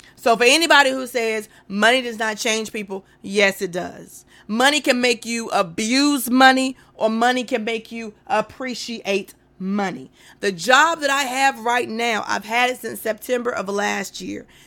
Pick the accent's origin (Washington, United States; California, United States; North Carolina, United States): North Carolina, United States; I'm from North Carolina